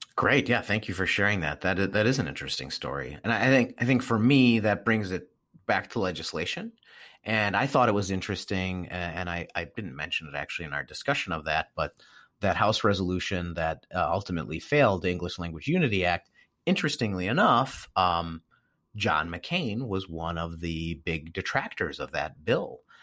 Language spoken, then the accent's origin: English; Milwaukee, Wisconsin, United States; I grew up in Milwaukee, Wisconsin, heavy, heavy German population